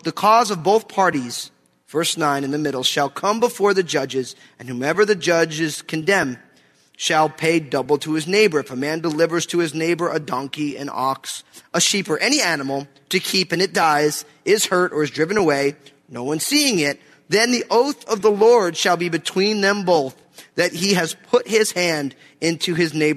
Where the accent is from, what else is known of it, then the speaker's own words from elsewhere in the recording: New Jersey, United States; moved away; I'm from New Jersey. We don't really do chainsaws where I'm from